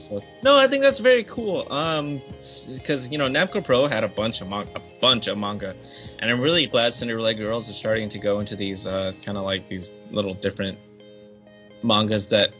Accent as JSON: {"language": "English", "country": "United States", "said": "I am an American"}